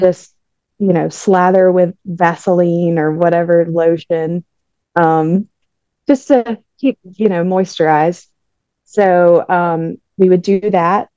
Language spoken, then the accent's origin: English; Jefferson, Georgia, United States; I'm from Jefferson, Georgia